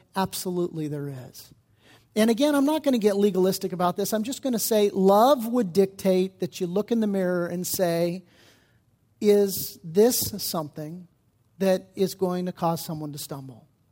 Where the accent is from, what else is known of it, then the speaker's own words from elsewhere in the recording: United States; especially as American Christians